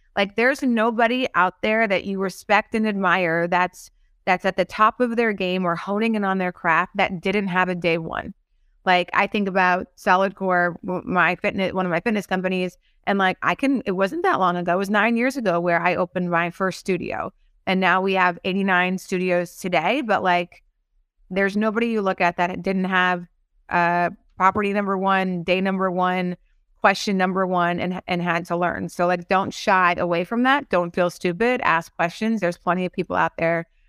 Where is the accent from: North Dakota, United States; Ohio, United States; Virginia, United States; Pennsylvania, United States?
North Dakota, United States; moved away; I'm from North Dakota, and most, most folks that I met back in North Dakota are still in North Dakota.